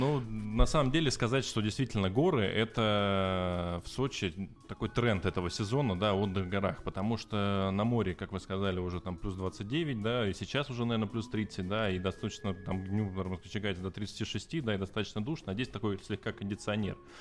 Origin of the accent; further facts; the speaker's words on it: Novosibirsk, Novosibirsk Oblast, Russia; moved away as an adult; now in Sochi, Russia; Я вообще из Новосибирска.